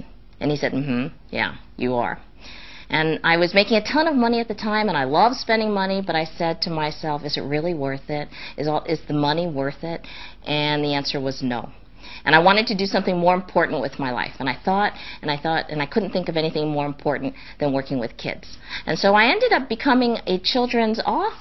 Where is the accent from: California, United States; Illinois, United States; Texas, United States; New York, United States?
California, United States; Los Angeles; I grew up in Los Angeles.